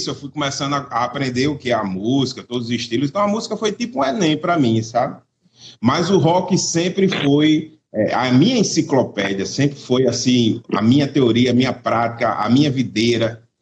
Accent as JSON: {"language": "Portuguese", "town": "Natal", "region": "Rio Grande do Norte", "country": "Brazil", "tie": "born or raised there", "said": "Eu estou na minha terra aqui, eu estou em Natal, Rio Grande do Norte"}